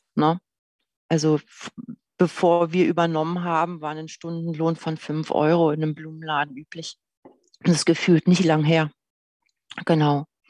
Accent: Berlin, Germany; Geboren bin ich in Berlin, im Bereich in einem Bezirk, der im Süden von Berlin genannt Gropiusstadt heißt

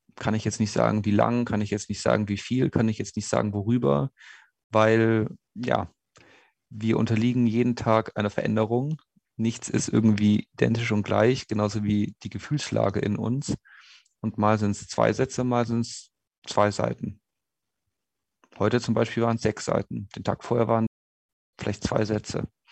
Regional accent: Munich, Bavaria, Germany; moved away as an adult; also born or lived in Innsbruck; in meiner Heimatstadt München

